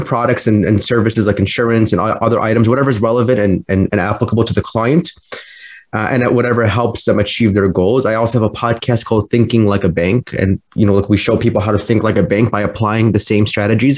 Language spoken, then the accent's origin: English; Chicago, Illinois, United States; I'm a financial planner and I'm from Chicago, Illinois